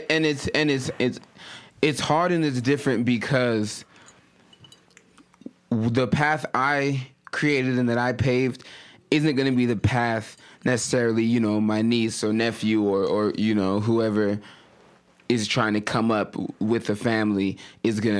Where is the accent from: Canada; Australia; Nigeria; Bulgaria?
Nigeria; also born or lived in United States; because I'm Nigerian and I'm American, and both of those nationalities get their money.